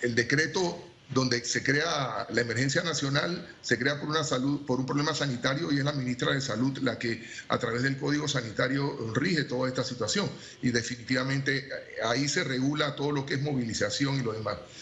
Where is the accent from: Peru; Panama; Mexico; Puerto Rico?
Panama; como panameño